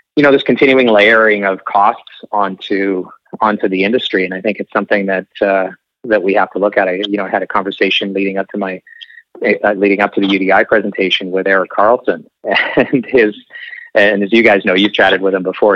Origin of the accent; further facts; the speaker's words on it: Okanagan, British Columbia, Canada; now in Vancouver, Canada; I'm I'm from the Okanagan